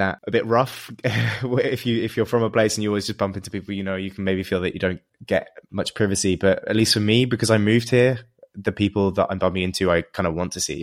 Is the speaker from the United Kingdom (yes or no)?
yes; England, United Kingdom; moved away; in England where, where I'm from